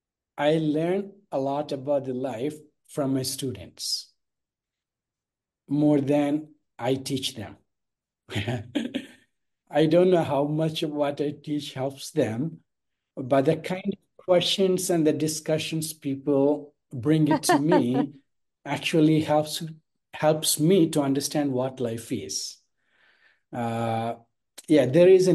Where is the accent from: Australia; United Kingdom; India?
India; The base is I am born in India